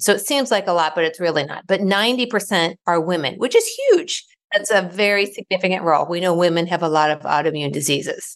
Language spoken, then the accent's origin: English; Ohio, United States; now in Raleigh, United States; I live in Raleigh, North Carolina, but I was born and raised in Ohio.